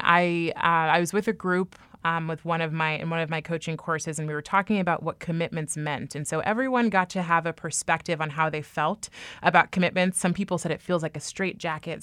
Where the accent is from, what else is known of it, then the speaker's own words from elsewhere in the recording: Bay Area, California, United States; moved away as an adult; now in New York, United States; I was raised, born and raised in the Bay Area